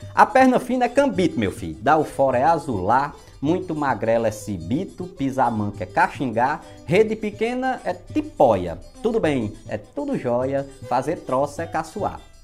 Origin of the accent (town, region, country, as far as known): Northeast Region, Brazil